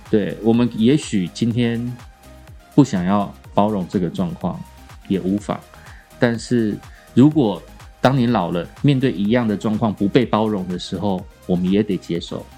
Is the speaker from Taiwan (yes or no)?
yes; Kaohsiung, Taiwan; moved away; 我隔了四十年吧，哎，三十几年，再次回到高雄